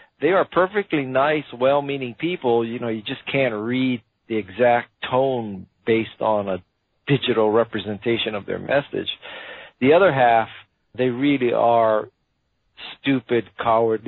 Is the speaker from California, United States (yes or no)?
no; Hawaii, United States; I was born and raised in Hawaii